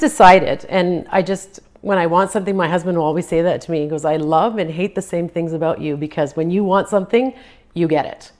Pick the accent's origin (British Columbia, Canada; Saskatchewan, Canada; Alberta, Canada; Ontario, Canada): British Columbia, Canada; Prince George; first language Croatian; English is a second language; also born or lived in Croatia; just a year old when I came here